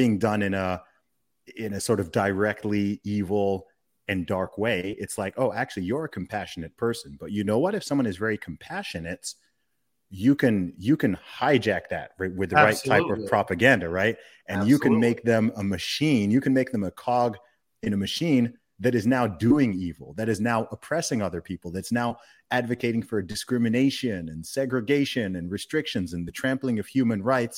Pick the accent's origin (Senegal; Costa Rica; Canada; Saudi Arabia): Saudi Arabia; born or raised there